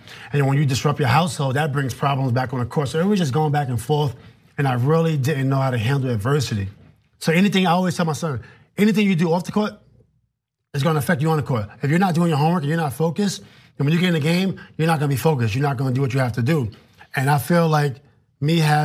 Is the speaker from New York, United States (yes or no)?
yes; New York City, New York, United States; I'm from New York